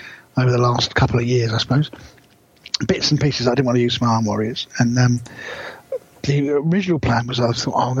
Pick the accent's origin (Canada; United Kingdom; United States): United Kingdom; South of England; moved away; I'm a Southerner